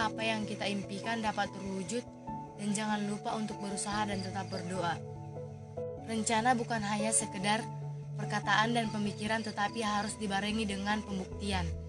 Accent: Persawahan Samosir village, Pahajai district, North Tapanuli Regency, North Sumatra, Indonesia; Saya berasal dari Desa Persawahan Samosir, Kecamatan Pahajai, Kabupaten Tapanuli Utara

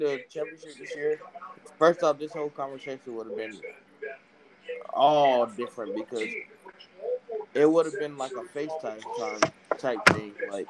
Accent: New York City, New York, United States; I was born in Brooklyn.

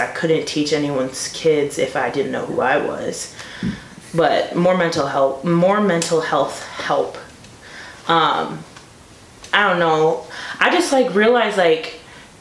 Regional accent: Beloit, Wisconsin, United States; moved away as an adult; also born or lived in Stevens Point, Wisconsin; now in Milwaukee, United States; I'm not from Milwaukee, I'm from Beloit

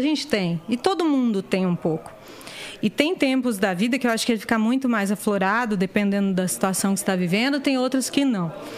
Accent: Diadema, São Paulo, Brazil; eu tô lá em Diadema vendo qual que é, porque eu não saí de onde eu nasci. Eu continuo morando no mesmo lugar

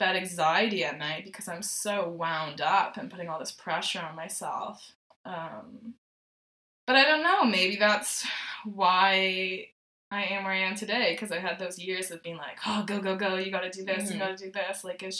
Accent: Ontario, Canada; born there; also born or lived in Nova Scotia; So when we lived in Ontario, I was born in Ontario, and my dad worked for oil company.

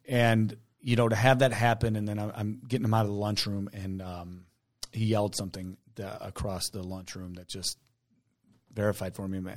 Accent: Taylor, United States; moved away; I grew up in Taylor.

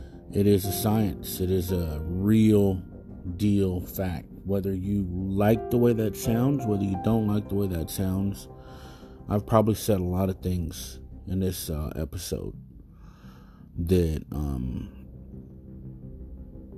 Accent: United States; Mexican American, Mexican, Chicano, whatever you want to call. Us, we are Native American, indigenous roots in Mexico

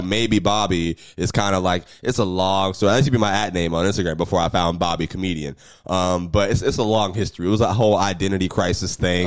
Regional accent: Jacksonville, Florida, United States; I'm from Jacksonville

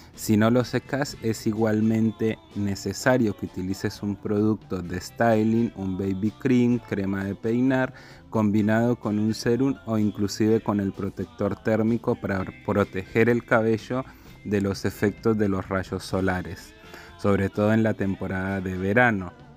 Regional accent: Colombia; now in Argentina; soy colombiano y estilista profesional

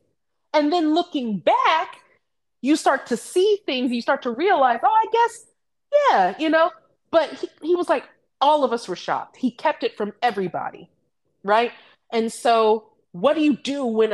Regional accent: United States; here in the United States, we as African Americans

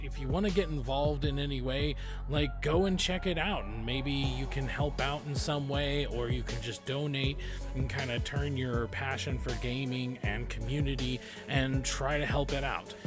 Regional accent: Boise, Idaho, United States; my hometown, Boise

